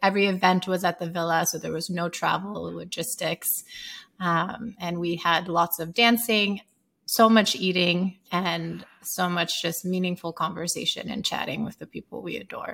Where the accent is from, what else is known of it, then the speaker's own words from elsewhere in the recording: Sierra Leone; moved away; growing up in Sierra Leone